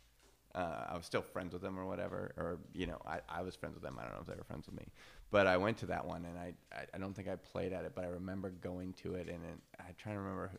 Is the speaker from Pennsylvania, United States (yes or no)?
no; Tri-Cities, Washington, United States; I was from the Tri-Cities